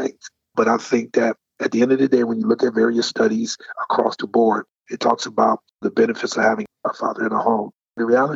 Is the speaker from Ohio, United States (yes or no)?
no; Detroit, Michigan, United States; my personal life growing up in Detroit, Michigan during the 80s